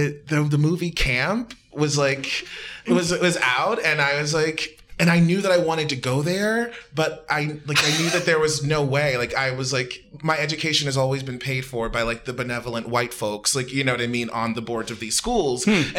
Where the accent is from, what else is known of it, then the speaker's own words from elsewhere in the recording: Baltimore, Maryland, United States; I'm from Baltimore. I'm from the east side of Baltimore.